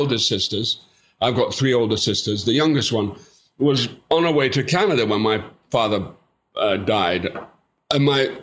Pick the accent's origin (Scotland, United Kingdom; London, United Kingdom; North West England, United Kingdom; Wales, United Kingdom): Scotland, United Kingdom; as we call it in Scotland